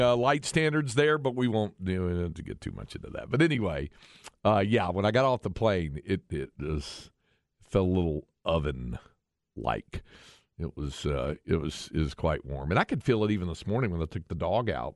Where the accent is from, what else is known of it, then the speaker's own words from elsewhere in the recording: North Carolina, United States; moved away; my home state, North Carolina